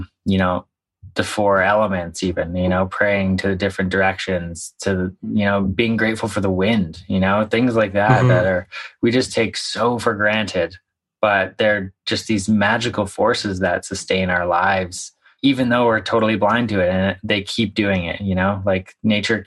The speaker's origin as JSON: {"language": "English", "town": "Victoria", "region": "British Columbia", "country": "Canada", "tie": "born or raised there", "also_born_or_lived": "Vancouver", "said": "I grew up in Victoria"}